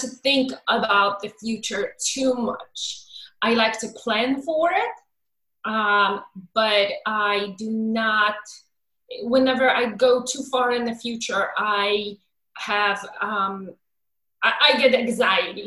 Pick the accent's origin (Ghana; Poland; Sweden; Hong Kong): Poland; moved away as an adult; now in United States; I was born in Poland in 1979, and I came to the United States in 2001.